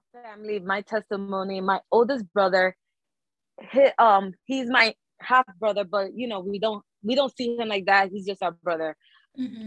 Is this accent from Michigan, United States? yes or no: no; New York City, New York, United States; we are from the Bronx. We are from a low income neighborhood, low income family.